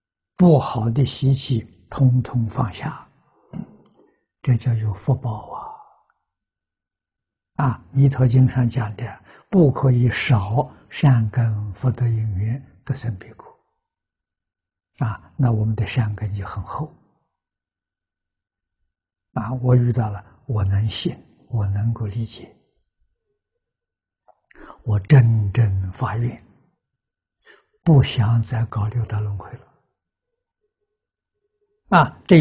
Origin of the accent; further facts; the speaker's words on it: China; 我们中国人讲凭良心呐。